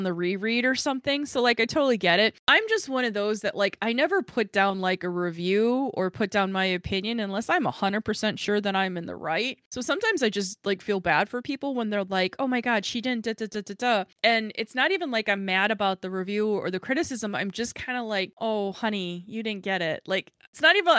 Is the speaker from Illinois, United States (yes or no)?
yes; Chicago, Illinois, United States; I'm from Chicago.